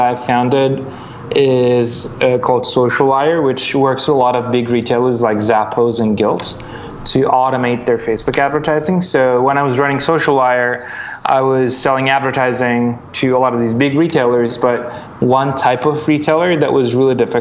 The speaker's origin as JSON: {"language": "English", "region": "Istanbul", "country": "Turkey", "tie": "born or raised there", "also_born_or_lived": "Milan, Italy / New York, United States", "moved": "as an adult", "said": "I'm Turkish. I grew up in Istanbul."}